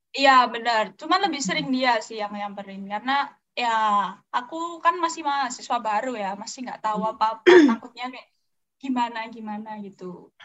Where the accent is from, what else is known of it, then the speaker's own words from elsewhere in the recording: Surakarta, Central Java, Indonesia; Aku dari Solo